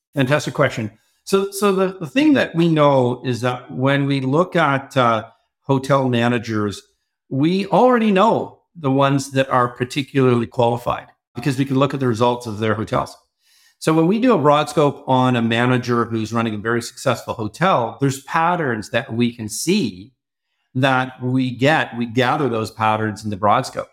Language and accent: English; Toronto, Ontario, Canada; I grew up in Toronto, but worked a lot in the U S in my early careers.